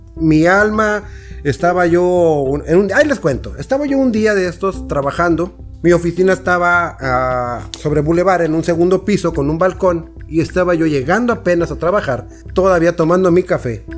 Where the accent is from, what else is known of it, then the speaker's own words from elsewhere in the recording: Tampico, Tamaulipas, Mexico; Yo soy de Tampico